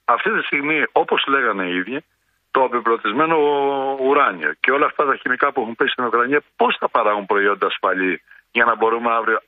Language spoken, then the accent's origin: Greek; a village in Domokos municipality, Central Greece, Greece; στο χωριό το δικό μου